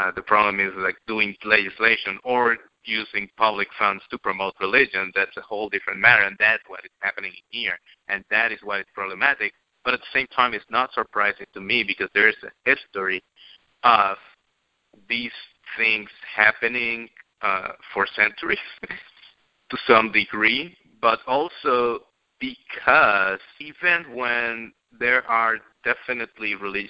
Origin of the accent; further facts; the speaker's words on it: Bayamón, Puerto Rico; My hometown, Bayamón